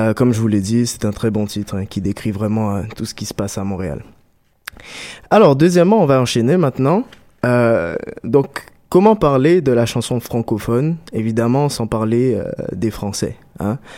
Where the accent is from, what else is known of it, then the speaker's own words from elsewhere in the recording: Guadeloupe; en tant que bon Guadeloupéen